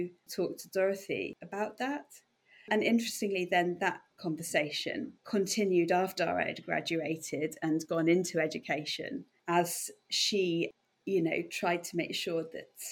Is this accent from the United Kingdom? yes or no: yes; North Dorset, South West England, United Kingdom; moved away as an adult; also born or lived in Edinburgh / Plymouth / Bath; I came from North Dorset, and I guess actually a very sheltered life in North Dorset, rural North Dorset